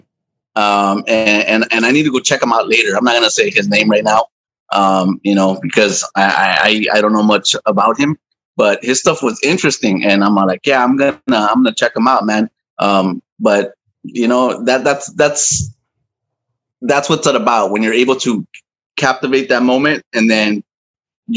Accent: Los Angeles, California, United States; also born or lived in Anaheim, California / City Terrace; now in Long Beach, United States; I was born in Anaheim, California, and I think I lived there until I was like one. And then we moved to City Terrace, and then we moved to East LA, and I lived in East LA for many years.

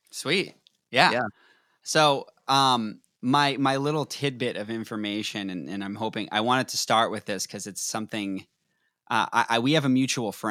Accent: Boston, Massachusetts, United States; moved away; I'm Boston.

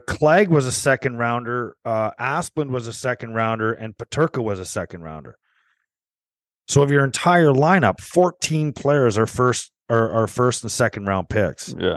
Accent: Canada; being Canadian

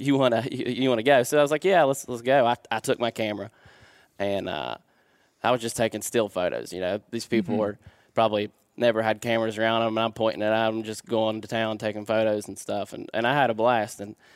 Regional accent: West Virginia, United States; I'm also from West Virginia.

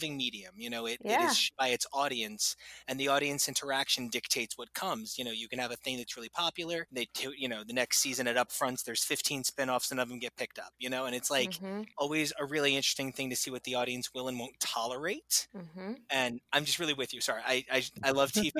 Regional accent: Sayreville, New Jersey, United States; I'm from Sayreville, New Jersey

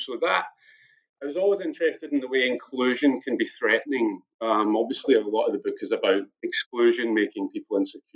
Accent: Scotland, United Kingdom; Background being Irish in Scotland, in Britain

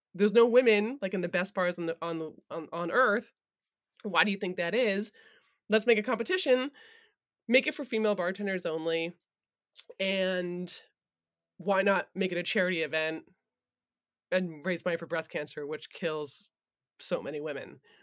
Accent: Vermont, United States; I was born in Vermont

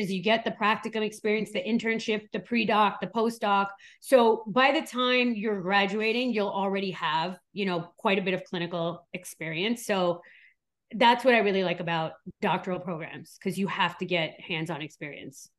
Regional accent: New York, United States; also born or lived in Switzerland; now in Miami, United States; I was born in Switzerland, raised in New York, and now I live in Miami

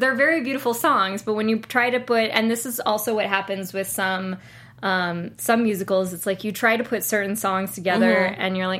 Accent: Maryland, United States; Since I'm from Maryland, not from Baltimore, but since I'm from Maryland

